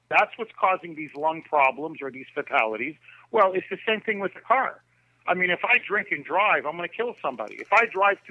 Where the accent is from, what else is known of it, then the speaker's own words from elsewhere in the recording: Montreal, Quebec, Canada; now in United States; I was born in Montreal. My parents are from Croatia, the motherland.